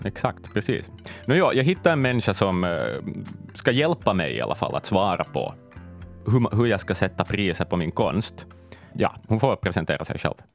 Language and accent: Swedish; Ostrobothnia, Finland; som österbottning